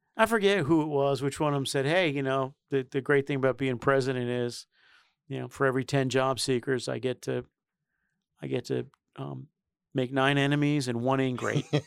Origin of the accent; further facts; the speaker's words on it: New York City, New York, United States; I come from New York City